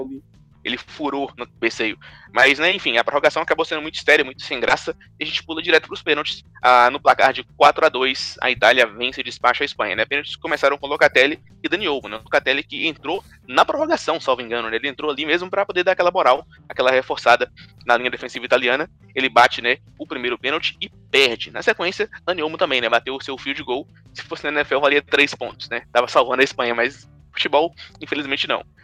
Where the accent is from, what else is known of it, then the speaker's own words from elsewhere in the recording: Brazil; a gente pensar assim como brasileiro